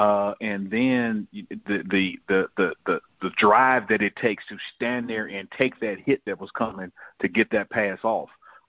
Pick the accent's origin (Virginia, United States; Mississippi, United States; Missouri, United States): Mississippi, United States; Jackson; also born or lived in Simpson County, Mississippi; I might have been born and raised in Jackson, but I spent weekends, spring, big summers, Christmas break, you name it, down in Simpson County.